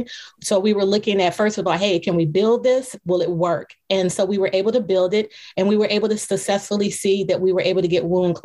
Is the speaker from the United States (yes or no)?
yes; Cleveland, Ohio, United States; I am from Cleveland, Ohio